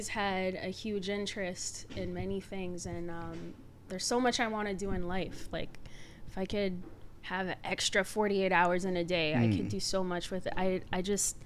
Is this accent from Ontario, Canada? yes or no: no; Montreal, Quebec, Canada; moved away as an adult; now in Boston, United States; I'm originally from Montreal, born and raised.